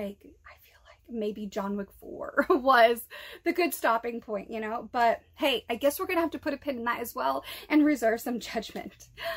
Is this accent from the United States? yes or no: yes; East Coast, United States; I am born and raised on the East Coast. I spent a lot of time in Rhode Island.